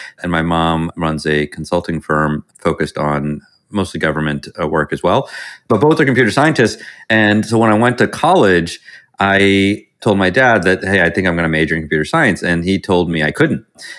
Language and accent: English; Virginia, United States; I grew up mostly in Virginia, although we moved around a bit.